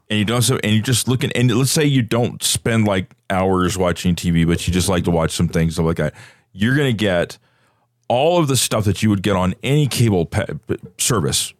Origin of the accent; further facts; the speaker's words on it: Bay Area, California, United States; I grew up in the in the Bay Area